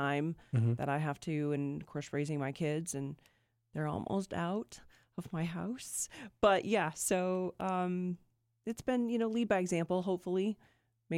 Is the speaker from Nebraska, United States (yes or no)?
yes; Omaha, Nebraska, United States; I'm from Omaha, so here there was that Wednesday program.